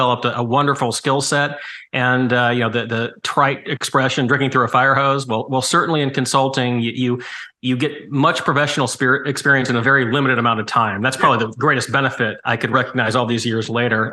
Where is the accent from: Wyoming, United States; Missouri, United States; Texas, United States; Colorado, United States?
Missouri, United States; St. Louis; I was born in St. Louis